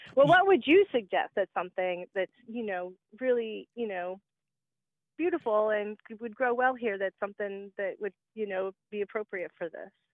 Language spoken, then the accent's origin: English; Warner Robins, Georgia, United States; now in Indiana, United States; I'm originally from Georgia. I was born in Warner Robins